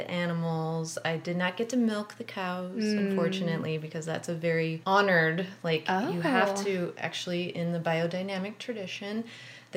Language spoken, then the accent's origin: English; Wisconsin, United States; moved away; also born or lived in West Coast / East Coast; I grew up in Wisconsin